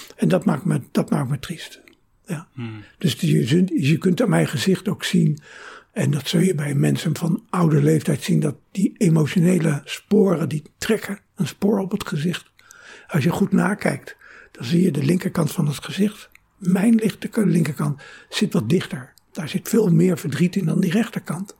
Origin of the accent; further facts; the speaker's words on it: Rotterdam, South Holland, Netherlands; moved away as an adult; also born or lived in Venlo; now in Amsterdam, Netherlands; Ik eh, ben geboren in Venlo, mhm. maar ik ben opgegroeid in Rotterdam.